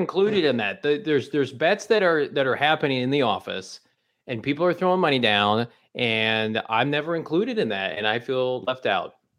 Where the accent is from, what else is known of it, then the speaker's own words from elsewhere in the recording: Normal, Illinois, United States; my hometown I S U Redbirds